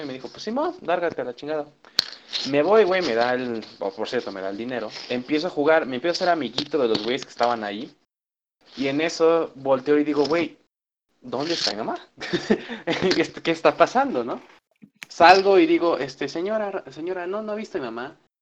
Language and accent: Spanish; Michoacán, Mexico; yo soy de Michoacán